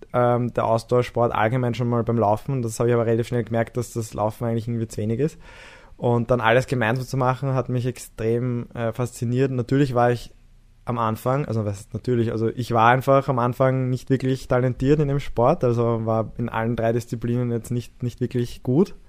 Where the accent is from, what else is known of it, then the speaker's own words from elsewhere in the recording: Vienna, Austria; bei uns in der Siedlung, wo ich aufgewachsen bin, im 14. Bezirk